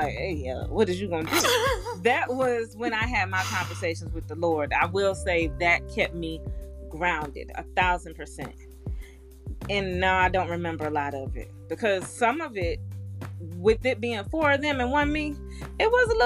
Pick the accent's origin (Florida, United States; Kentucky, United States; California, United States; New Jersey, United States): Florida, United States; moved away as an adult; also born or lived in Arizona; I'm 20, I'm in Arizona from Florida